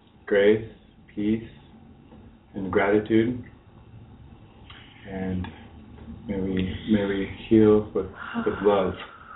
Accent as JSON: {"language": "English", "town": "Eugene", "region": "Oregon", "country": "United States", "moved": "yes", "said": "I'm from Eugene, Oregon, originally."}